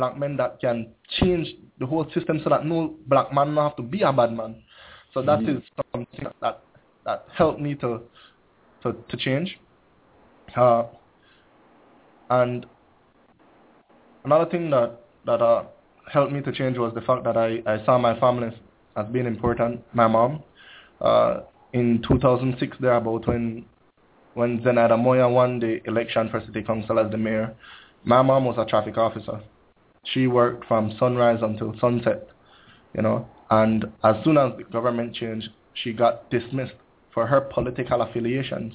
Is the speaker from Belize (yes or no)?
yes; Belize City, Belize District, Belize; I grew up in one of the most depressed communities of Belize City. That is Majestic Alley